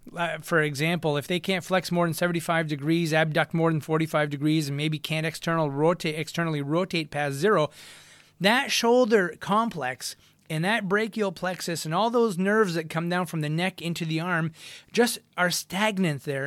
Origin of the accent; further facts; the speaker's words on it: United States; accent: Franco-American; first language French; English is a second language; I am Franco-American, and my first language was French, and, uh, it switched over to English pretty quickly once I hit the school systems